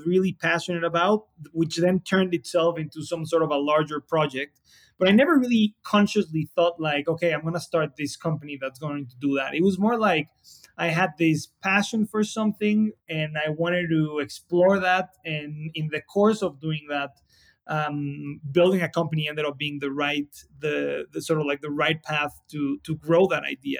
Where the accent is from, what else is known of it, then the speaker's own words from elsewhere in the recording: Mexico City, Mexico; Mexico City is a little bit of a crazy place. You know, there's 20-some million people that live here.